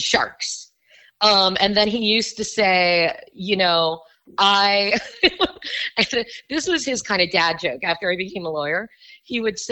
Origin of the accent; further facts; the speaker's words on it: Miami, Florida, United States; moved away; I was born and raised in Miami, Florida.